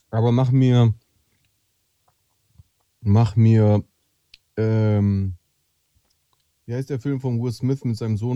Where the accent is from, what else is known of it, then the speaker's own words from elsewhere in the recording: Friedrichshafen, Baden-Württemberg, Germany; ich bin in Stuttgart aufgewachsen, Spaß.